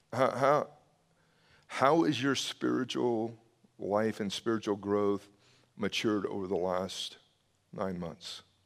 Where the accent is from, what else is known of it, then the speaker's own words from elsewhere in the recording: the South, United States; I grew up in the South